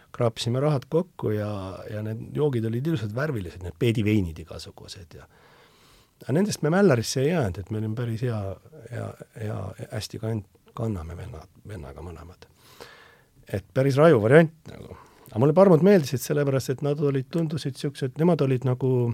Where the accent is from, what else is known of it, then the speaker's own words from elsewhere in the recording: Tallinn, Harju County, Estonia; see on minu sünnikodu.